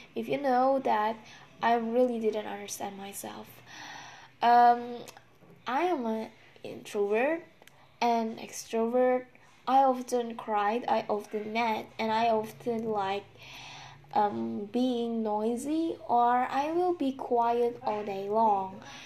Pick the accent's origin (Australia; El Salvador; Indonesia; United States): Indonesia; English is a second language; I'm from Indonesian and I'm so sorry about my accent or pronunciation after all, since English is not my mother language.